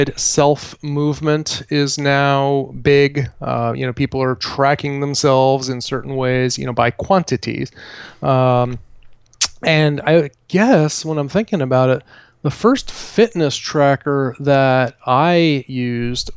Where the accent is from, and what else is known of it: Vermont, United States; born or raised there